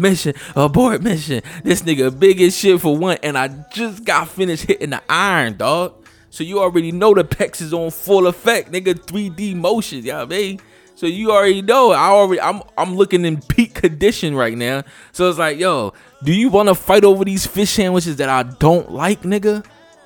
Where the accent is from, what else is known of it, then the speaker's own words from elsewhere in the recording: Philadelphia, Pennsylvania, United States; moved away; I'm from Philly